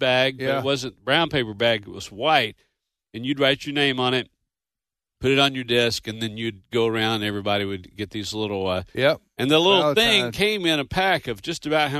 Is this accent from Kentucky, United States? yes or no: yes; Owensboro, Kentucky, United States; The Bluegrass International Bluegrass Hall of Fame is in Owensboro, Kentucky, my hometown.